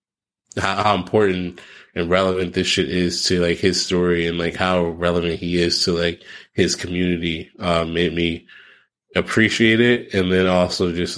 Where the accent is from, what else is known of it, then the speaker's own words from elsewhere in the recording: East Coast, United States; I'm from the East Coast.